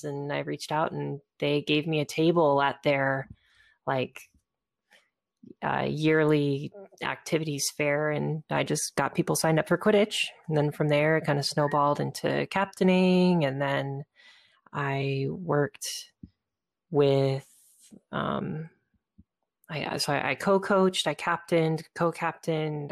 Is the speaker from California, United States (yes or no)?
yes; Southern California, United States; I was moving back to nearby my hometown uh, in Southern California